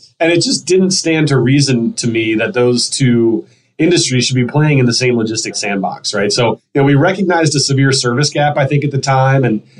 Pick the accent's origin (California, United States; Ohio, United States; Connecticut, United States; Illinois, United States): Ohio, United States; Cincinnati; moved away as an adult; also born or lived in Oxford, Ohio; now in Columbus, United States; I grew up primarily in Cincinnati, Ohio